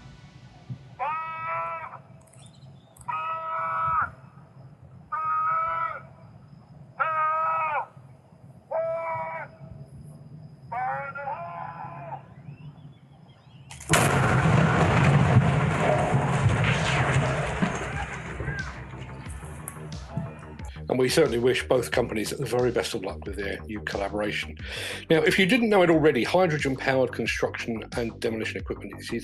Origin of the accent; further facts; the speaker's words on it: London, United Kingdom; When I was growing up in London, South London, in the 1970s